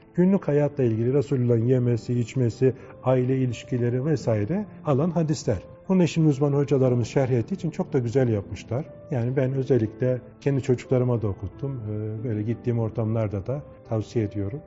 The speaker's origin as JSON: {"language": "Turkish", "region": "Çanakkale", "country": "Turkey", "tie": "born or raised there", "moved": "yes"}